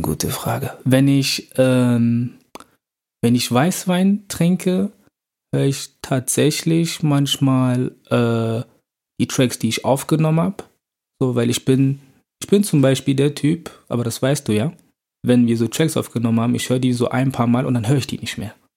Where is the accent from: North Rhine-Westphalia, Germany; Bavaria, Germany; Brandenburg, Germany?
North Rhine-Westphalia, Germany; Bonn; moved away as an adult; now in Cologne, Germany; ich bin in Bonn aufgewachsen